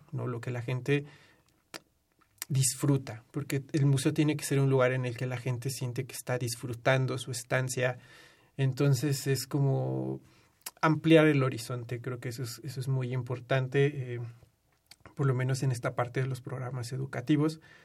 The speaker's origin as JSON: {"language": "Spanish", "country": "Mexico", "said": "nosotros como mexicanos en nuestra cultura"}